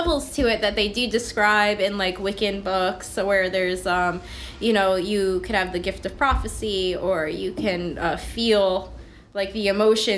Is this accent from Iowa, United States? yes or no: no; Packanack Lake, New Jersey, United States; I grew up in Packinac Lake